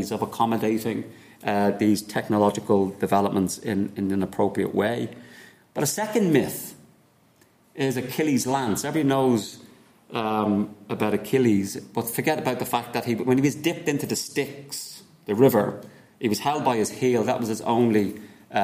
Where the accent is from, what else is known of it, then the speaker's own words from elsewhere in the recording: Ireland; as Irish people.